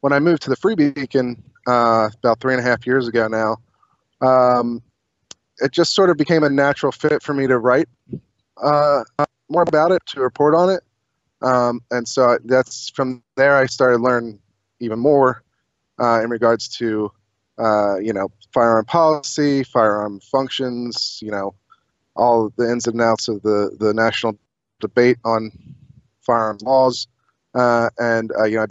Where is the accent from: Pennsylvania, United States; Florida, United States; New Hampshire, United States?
Pennsylvania, United States; Chester County; I grew up in Chester County.